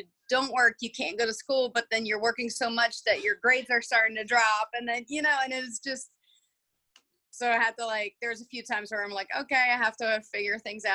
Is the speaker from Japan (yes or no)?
no; Belgium; moved away as an adult; also born or lived in Georgia, United States; now in United States; I actually was born and raised in Belgium.